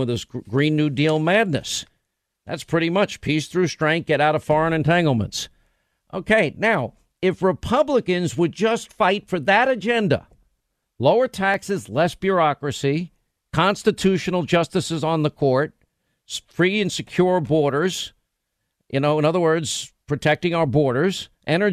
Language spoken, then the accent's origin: English; New York, United States; I'm from New York.